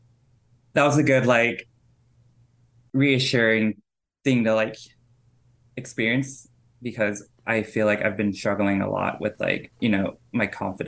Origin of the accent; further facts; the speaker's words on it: Oklahoma, United States; I grew up in Oklahoma